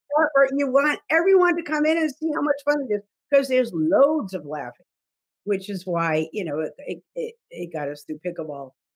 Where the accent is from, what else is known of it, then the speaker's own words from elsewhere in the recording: South Dartmouth, Massachusetts, United States; moved away as an adult; also born or lived in New York; I moved from New York, um, uh, and, uh, back to my, uh, hometown of South Dartmouth, Massachusetts